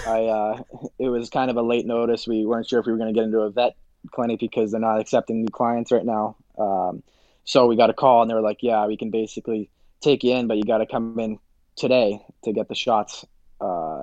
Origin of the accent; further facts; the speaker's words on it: Boston, Massachusetts, United States; moved away as an adult; now in Minnesota, United States; growing up in Boston, being from Boston, playing for Boston, going to Harvard